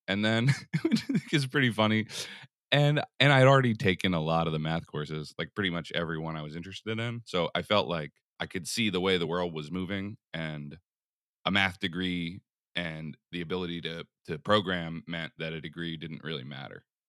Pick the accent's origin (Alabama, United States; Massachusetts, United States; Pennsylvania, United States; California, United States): Pennsylvania, United States; Philadelphia; moved away as an adult; also born or lived in Portland, Oregon; I, I grew up in Philly, in the city, till I was, like, in fourth grade or so, then we moved to the burbs